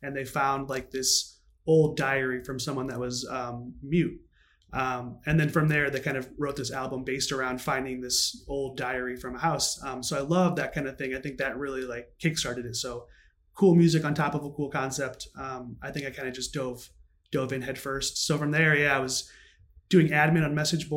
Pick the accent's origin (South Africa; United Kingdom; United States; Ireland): United States; Northern Indiana; moved away as an adult; now in Chicago, United States; I'm from Northern Indiana